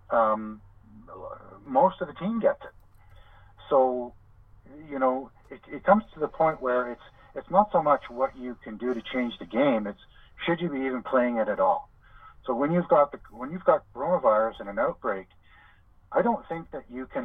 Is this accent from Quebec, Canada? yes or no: yes; Montreal, Quebec, Canada; moved away as an adult; also born or lived in Ontario / Halifax; I grew up in, I was born in Ontario and grew up in Montreal.